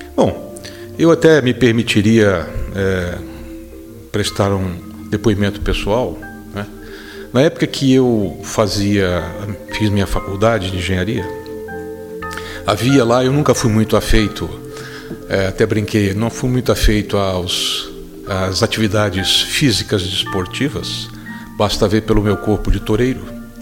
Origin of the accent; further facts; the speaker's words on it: Petrópolis, Rio de Janeiro, Brazil; Morávamos numa casa num subúrbio da minha terra, lá em Petrópolis, no estado do Rio